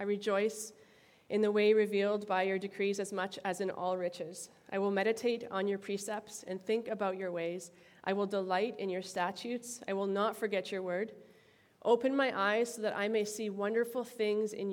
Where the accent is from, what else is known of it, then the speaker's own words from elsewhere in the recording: Timmins, Ontario, Canada; Sudbury, Ontario, which is close to my hometown of Timmins